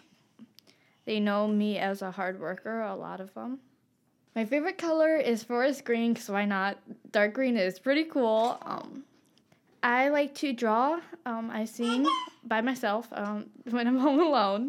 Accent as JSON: {"language": "English", "area": "Kalamazoo, Three Rivers, Holland", "region": "Michigan", "country": "United States", "tie": "born or raised there", "said": "we grew up in Kalamazoo, Three Rivers, for a long time, and moved to Holland, and then we were almost everywhere in Michigan from there"}